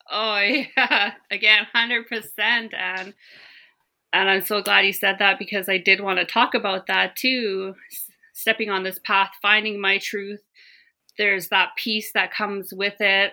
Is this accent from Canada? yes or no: yes; Gitlaxt'aamiks, British Columbia, Canada; moved away as an adult; now in Terrace, Canada; I grew up in the small community of Gitloch Dammocks, which is formerly known as New Ianch.